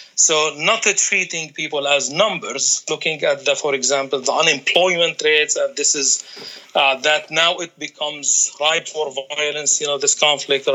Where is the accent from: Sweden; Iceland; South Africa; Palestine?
Palestine; moved away as an adult; also born or lived in Washington D.C. / Qatar; I'm coming from Palestine